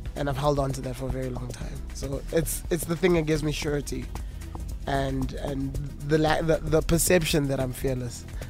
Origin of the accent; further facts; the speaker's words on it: Johannesburg, Gauteng, South Africa; growing up in Johannesburg, catching a taxi from the East Rand